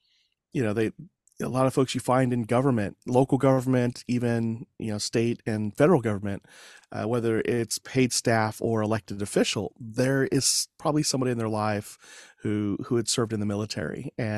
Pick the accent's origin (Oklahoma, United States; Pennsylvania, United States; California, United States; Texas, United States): Oklahoma, United States; Fort Sill; born there; My dad was in the Army, military policeman, and I was born in Fort Sill, Oklahoma.